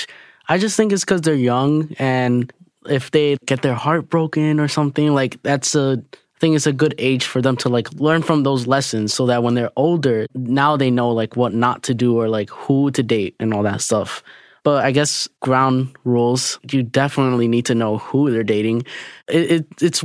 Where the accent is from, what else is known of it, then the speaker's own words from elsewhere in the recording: New York City, New York, United States; I am 16 years old, and I am from Bushwick, Brooklyn.